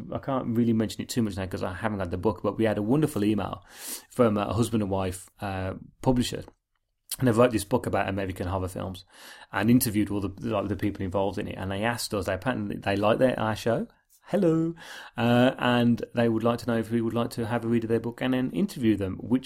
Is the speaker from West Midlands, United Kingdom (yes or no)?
yes; Birmingham, West Midlands, United Kingdom; We're two blokes from Birmingham